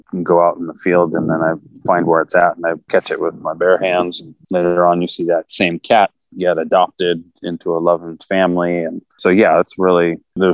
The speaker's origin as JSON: {"language": "English", "region": "Texas", "country": "United States", "tie": "born or raised there", "also_born_or_lived": "California", "moved": "as an adult", "said": "I grew up in Texas"}